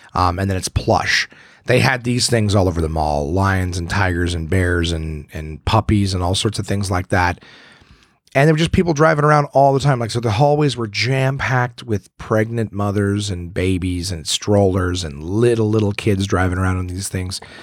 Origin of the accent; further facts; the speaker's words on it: Ottawa, Ontario, Canada; my hometown of Ottawa, Ontario